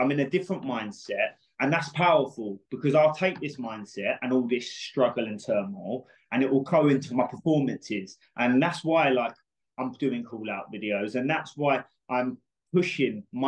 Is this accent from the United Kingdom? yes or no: yes; United Kingdom; We're both from Britain